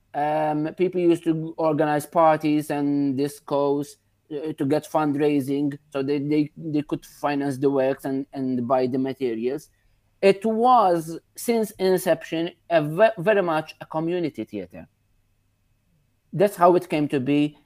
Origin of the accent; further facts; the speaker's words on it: Victoria, Gozo, Malta; here in Victoria, in my hometown